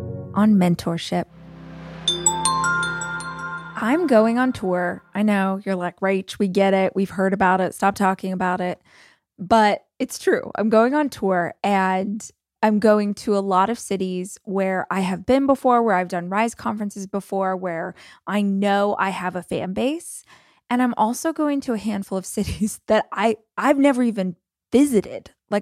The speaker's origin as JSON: {"language": "English", "town": "Oklahoma City", "region": "Oklahoma", "country": "United States", "tie": "born or raised there", "said": "And I sell it in my hometown of Oklahoma City and this is what I do."}